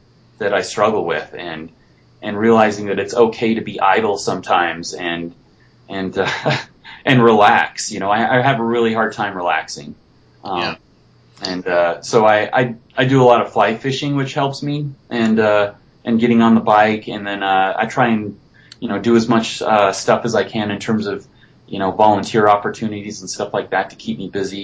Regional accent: Beaver, Utah, United States; down in southern Utah, in my hometown in Beaver

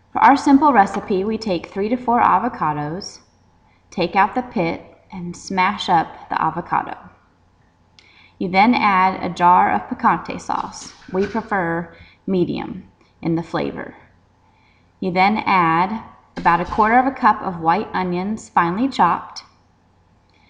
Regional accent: Colorado, United States; moved away; also born or lived in the South (US); I was raised in Colorado

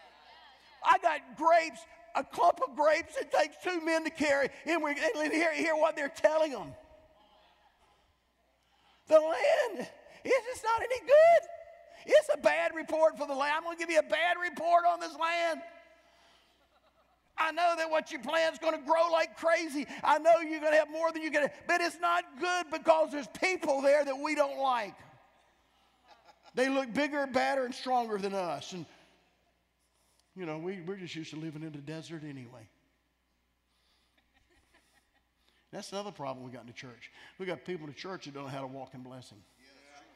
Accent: North Carolina, United States; I'm from North Carolina.

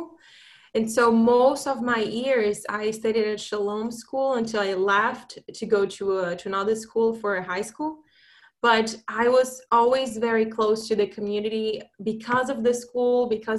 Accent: Brazil; moved away as an adult; also born or lived in Italy / Michigan / Boston; So I grew up in Brazil.

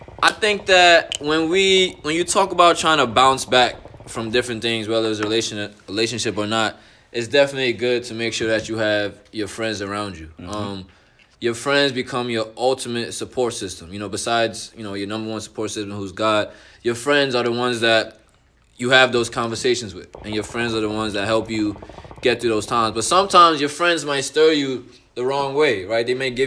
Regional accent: New York City, New York, United States; moved away as an adult; now in Connecticut, United States; Like me, I'm from the Bronx, New York. Moved out to Connecticut last year.

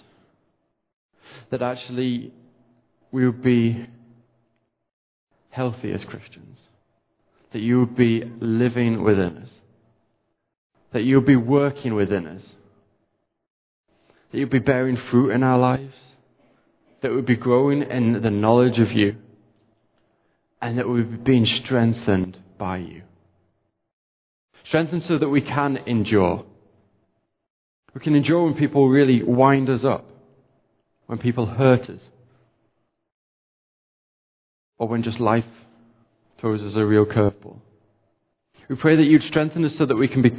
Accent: United Kingdom; We're British

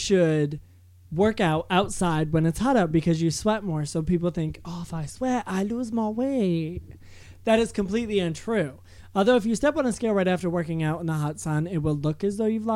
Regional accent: Maine, United States; I'm from Maine and we have the winters from hell.

